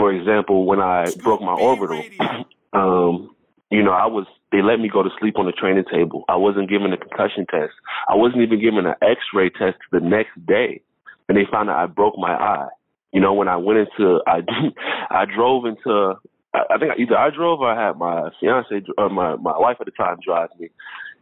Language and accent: English; Florida, United States; I come from Florida where it's a melting pot